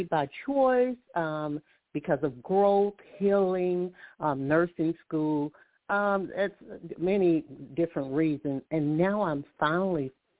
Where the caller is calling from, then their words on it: Alabama, United States; I'm calling from Alabama.